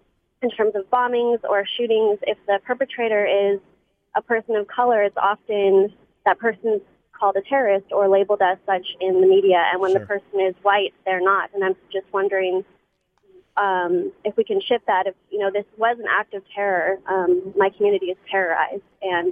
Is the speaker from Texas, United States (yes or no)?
yes; Austin, Texas, United States; moved away as an adult; now in Detroit, United States; I'm from Austin, and I just moved to Detroit recently, and I lived on the southeast side of Austin.